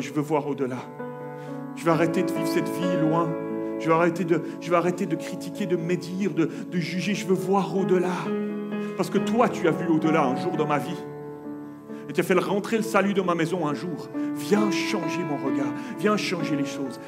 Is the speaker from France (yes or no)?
no; Switzerland; On s'est retrouvé pour une nouvelle vie chez nous en Suisse